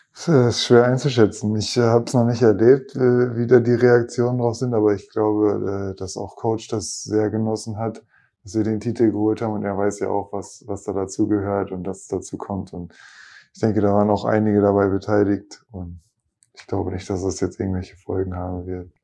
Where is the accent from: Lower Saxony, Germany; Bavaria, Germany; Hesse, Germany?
Lower Saxony, Germany; Oldenburg; moved away; gerade in Oldenburg, dann in meiner Heimat und auch da, wo ich ja klar auch angefangen habe, Basketball zu spielen